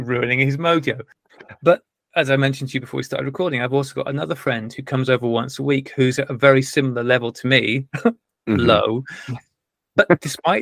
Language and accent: English; North Wales, United Kingdom; I wasn't born and bred in Wales. I was just bred in Wales.